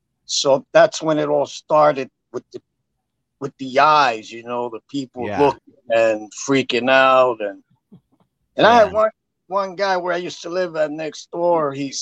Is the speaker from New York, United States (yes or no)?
yes; New York City, New York, United States; I am from Brooklyn, New York.